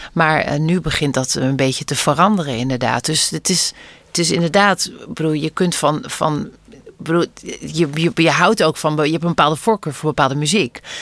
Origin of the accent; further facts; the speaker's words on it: Netherlands; geboren en getogen zijn in Nederland en ouders hebben die van elders komen